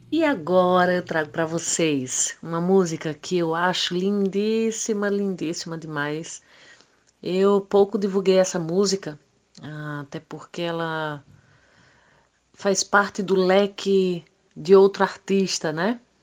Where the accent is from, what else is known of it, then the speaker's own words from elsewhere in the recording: Brazil; lá em Isabelê, a minha terra natal